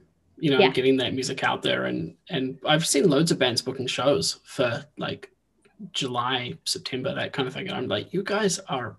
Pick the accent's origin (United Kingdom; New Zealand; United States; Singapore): New Zealand; moved away; It's honestly, it's funny because I moved up here from New Zealand and I was like, it'll be fine.